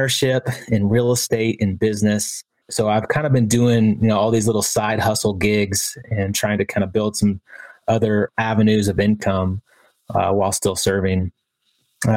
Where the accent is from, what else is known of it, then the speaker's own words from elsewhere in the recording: Texas, United States; moved away as an adult; also born or lived in San Diego; born and raised in Texas